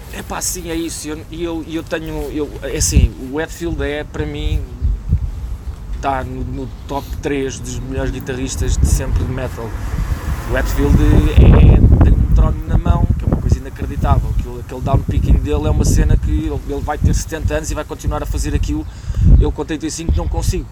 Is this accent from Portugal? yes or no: yes; Loures, Lisbon, Portugal; also born or lived in Príncipe Real, Lisbon; eu sou da Portela. Um, portanto, a vida de bairro eu conheço bem